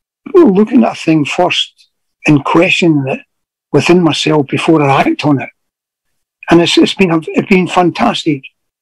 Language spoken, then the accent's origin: English; Glasgow, Scotland, United Kingdom; all it was saying was I was a soldier from Glasgow. Nothing to do with being mean or anything like that.